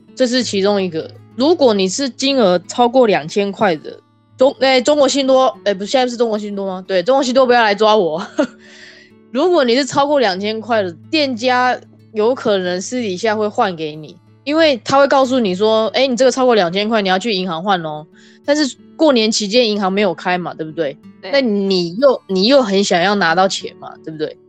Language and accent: Chinese; Taiwan; moved away; 像我们台湾人的话，我们是吃元宵，诶，不，冬至我们是吃汤圆嘛